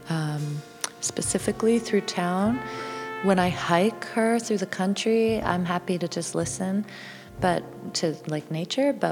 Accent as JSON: {"language": "English", "town": "Toronto", "region": "Ontario", "country": "Canada", "tie": "born or raised there", "moved": "as an adult", "lives_now": "near London, Ontario, Canada", "said": "I was born in Toronto and raised yeah. in Toronto"}